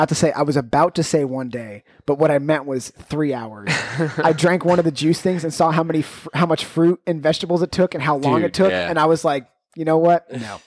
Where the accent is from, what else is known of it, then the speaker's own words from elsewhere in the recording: Pennsylvania, United States; I grew up in Pennsylvania.